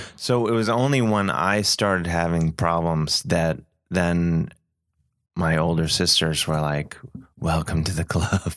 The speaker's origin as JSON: {"language": "English", "country": "United States", "said": "being an American"}